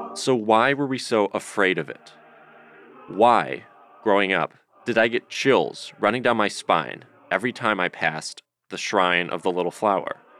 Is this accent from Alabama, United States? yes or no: no; Detroit, Michigan, United States; Growing up in Detroit